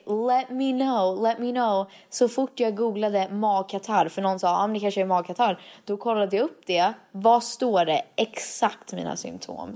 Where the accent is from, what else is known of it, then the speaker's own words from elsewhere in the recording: Sweden; egentligen så är jag ju mer svensk än amerikansk. Jag är ju född här